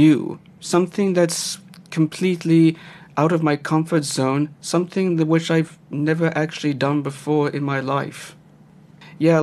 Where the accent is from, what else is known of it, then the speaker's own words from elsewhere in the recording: Gauteng, South Africa; also born or lived in East Rietfontein; I grew up in the Gauteng province in a small town, which is Western Area